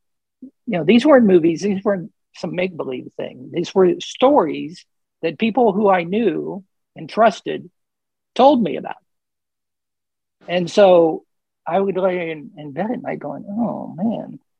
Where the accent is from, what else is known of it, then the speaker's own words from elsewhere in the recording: Dayton, Ohio, United States; I grew up in Dayton, Ohio, and I grew up near a cemetery